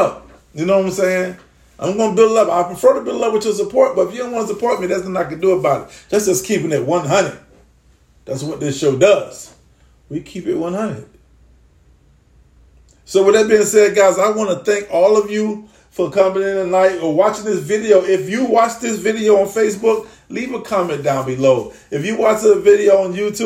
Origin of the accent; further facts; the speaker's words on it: Dade County, Florida, United States; also born or lived in Duval County, Florida; now in Jacksonville, United States; I come from Dade County in that 305. currently residing in Duval